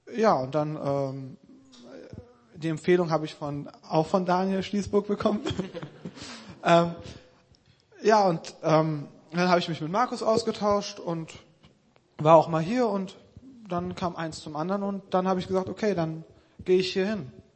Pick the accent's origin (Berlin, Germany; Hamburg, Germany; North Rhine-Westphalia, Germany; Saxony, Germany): North Rhine-Westphalia, Germany; Krefeld; moved away; Ich komme aus Krefeld